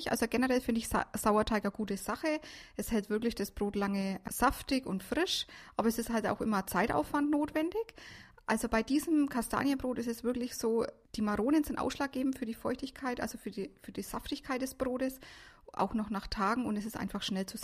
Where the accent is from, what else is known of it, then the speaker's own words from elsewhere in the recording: Herrieden, Bavaria, Germany; ich bin 38 Jahre alt, gebürtig aus Mittelfranken, Herrieden.